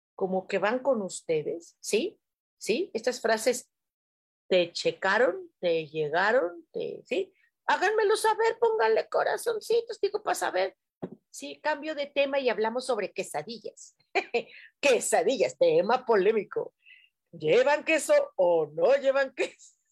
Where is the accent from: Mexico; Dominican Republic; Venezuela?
Mexico; Mexico City; así somos en Ciudad de México